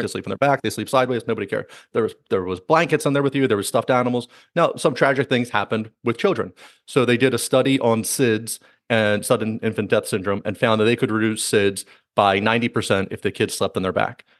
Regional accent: United States; I'm American

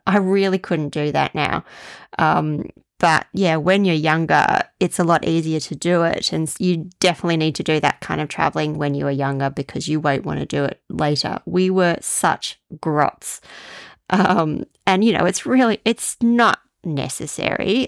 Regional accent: Australia; as an Australian

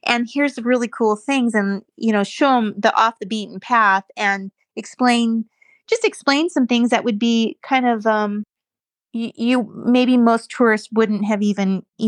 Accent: United States; moved away as an adult; also born or lived in Switzerland / England; now in United Kingdom; I love my country and I love Americans

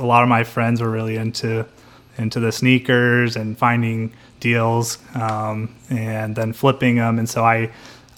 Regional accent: Springfield, United States; also born or lived in Texas; I grew up in the Springfield 5th Ward, which is why a lot of people know who I am. I think I was in 5th Ward from the age of 3, maybe 4, to 18 when I went to college.

